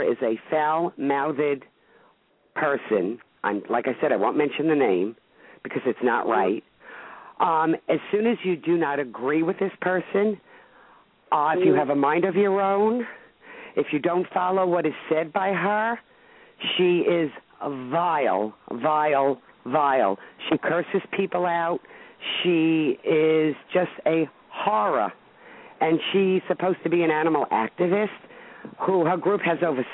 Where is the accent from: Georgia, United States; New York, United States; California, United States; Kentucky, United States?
New York, United States; New York City; I come from Brooklyn originally